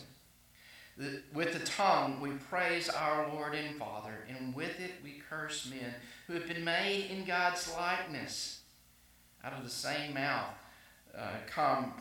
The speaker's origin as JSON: {"language": "English", "region": "South Arkansas", "country": "United States", "tie": "born or raised there", "also_born_or_lived": "Waxahachie, Texas / South Carolina / Jackson, Mississippi / Florida", "moved": "as an adult", "lives_now": "Texas, United States", "said": "I grew up in South Arkansas"}